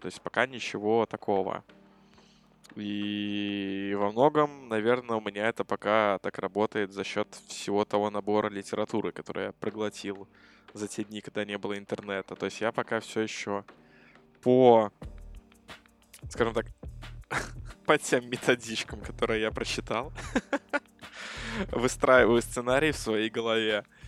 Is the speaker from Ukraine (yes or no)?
no; Belarus; мы с Ромой из Беларуси